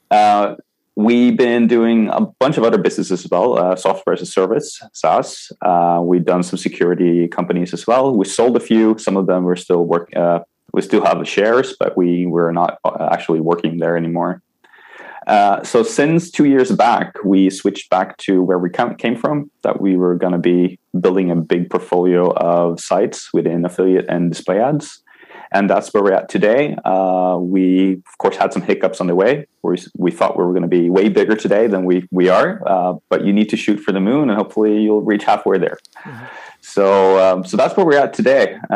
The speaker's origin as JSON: {"language": "English", "country": "Sweden", "second_language": "English", "said": "I am from Sweden. I live in Sweden currently, but I have moved around a lot."}